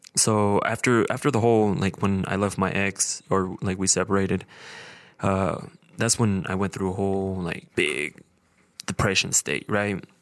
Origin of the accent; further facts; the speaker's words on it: Idaho Falls, Idaho, United States; I was born and raised here in Idaho Falls.